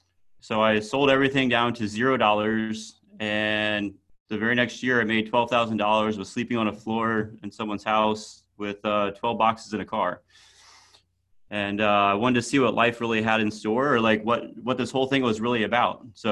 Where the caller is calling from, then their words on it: Raleigh, North Carolina, United States; I am in Raleigh, North Carolina.